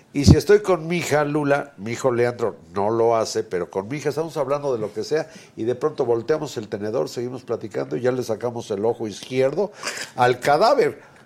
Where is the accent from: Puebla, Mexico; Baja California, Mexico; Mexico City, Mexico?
Puebla, Mexico; yo nací en Puebla.